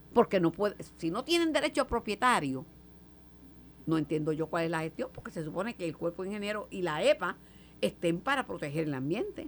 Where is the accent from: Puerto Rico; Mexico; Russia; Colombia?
Puerto Rico; Mayagüez; Yo soy de Mayagüez